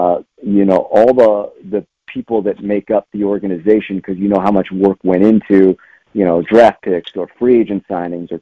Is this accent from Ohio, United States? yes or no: no; Los Angeles, California, United States; moved away; I'm from Los Angeles